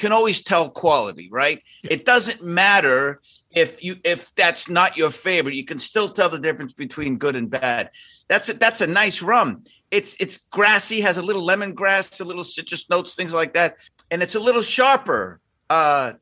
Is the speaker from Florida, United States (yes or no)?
no; Boston, Massachusetts, United States; I am a kid from Southie and I'm Irish